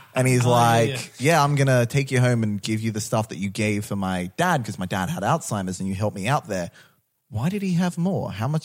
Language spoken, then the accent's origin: English; Australia; we're Australian